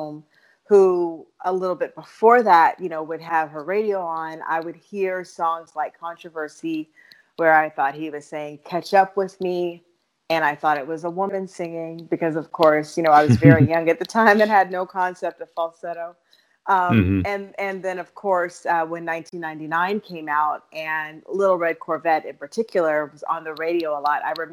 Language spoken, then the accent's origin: English; Dallas, Texas, United States; moved away as an adult; now in Los Angeles, United States; I am originally from Dallas, Texas, born and raised there